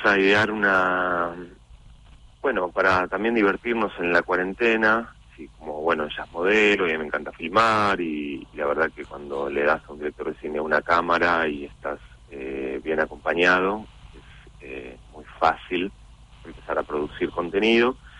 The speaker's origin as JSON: {"language": "Spanish", "town": "Mar del Plata", "region": "Buenos Aires Province", "country": "Argentina", "tie": "born or raised there", "moved": "yes", "lives_now": "Buenos Aires, Argentina", "said": "uno es nacido y criado en Mar del Plata, eh, estoy viviendo acá ya casi más de la mitad de mi vida"}